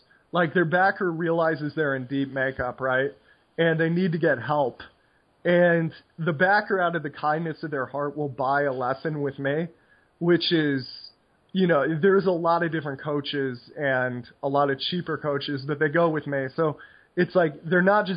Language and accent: English; United States; moved away; I am incurably American